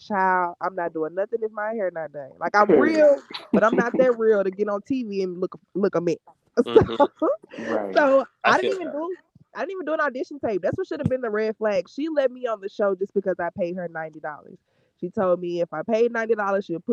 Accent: Baton Rouge, Louisiana, United States; I'm from Baton Rouge

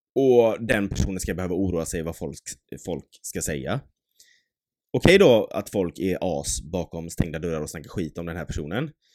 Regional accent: Mölndal, Västra Götaland, Sweden; vi har vuxit upp i en tätort, en liten by eh, i Göteborg, eller ja, strax bredvid

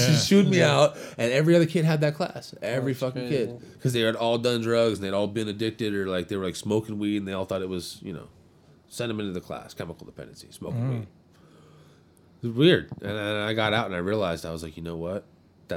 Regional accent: Seal Beach, California, United States; I grew up in Seal Beach

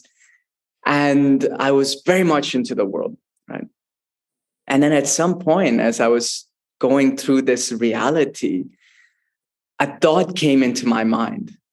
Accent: United States; also born or lived in Mysore, Karnataka, India; growing up in the United States

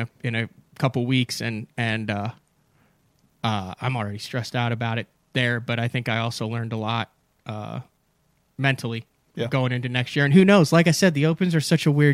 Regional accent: Central Illinois, United States; now in Oklahoma, United States; I grew up in Central Illinois

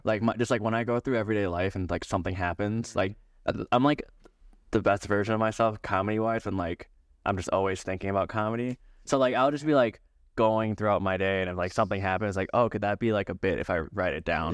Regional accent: Minneapolis, Minnesota, United States; I'm from Minneapolis

